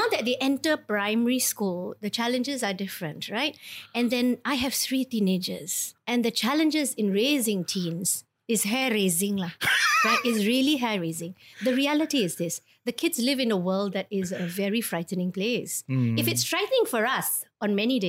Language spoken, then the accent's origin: English; Singapore; I was born in Singapore